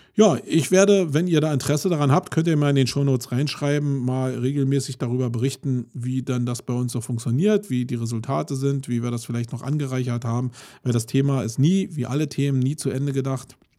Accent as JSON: {"language": "German", "country": "Germany", "said": "wir uns als Deutsche"}